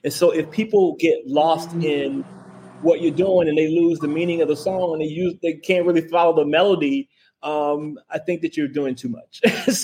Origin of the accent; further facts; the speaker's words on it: Memphis, Tennessee, United States; we are both from Memphis